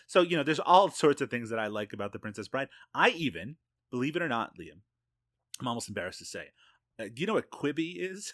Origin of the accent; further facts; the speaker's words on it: Canada; as a Canadian